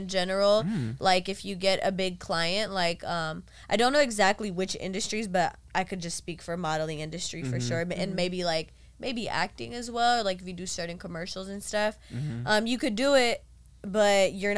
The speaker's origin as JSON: {"language": "English", "town": "Carson", "region": "California", "country": "United States", "said": "I'm from Carson"}